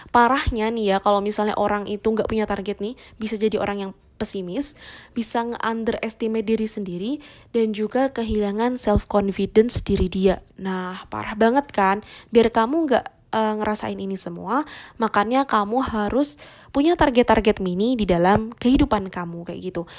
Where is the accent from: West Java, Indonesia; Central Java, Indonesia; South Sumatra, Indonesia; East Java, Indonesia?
Central Java, Indonesia; Semarang; aku Wong Semarang